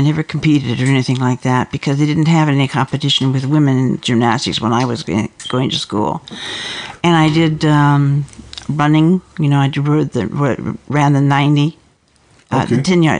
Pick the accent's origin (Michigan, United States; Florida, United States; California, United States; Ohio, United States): California, United States; Los Angeles; I was born and raised in San Fernando Valley all my life. I didn't get very far. I'm still there.